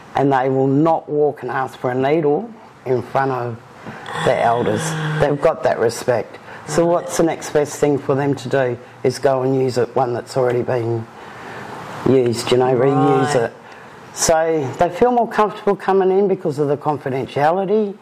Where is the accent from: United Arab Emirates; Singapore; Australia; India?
Australia; Perth, Western Australia; I've was born and bred in Perth